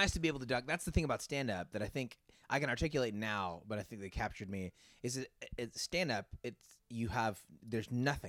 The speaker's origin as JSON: {"language": "English", "town": "Concord", "region": "California", "country": "United States", "tie": "born or raised there", "also_born_or_lived": "Oakland", "said": "And grew up in a town called Concord, which is just east of Oakland. So Oakland is just across the water east from San Francisco, and Concord is just on the other side of the hill from Oakland."}